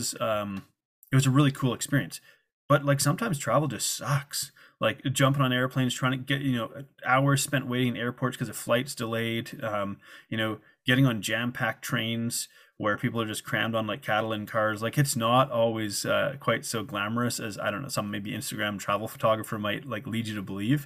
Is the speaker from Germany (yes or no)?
no; Canada; moved away as an adult; also born or lived in Guadalajara, Mexico / South Africa; I'm from Canada and it's part of North America